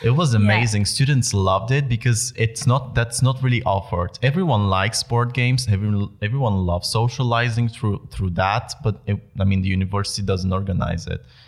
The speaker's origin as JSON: {"language": "English", "country": "Bulgaria", "moved": "as an adult", "lives_now": "Netherlands", "said": "I am originally from Bulgaria"}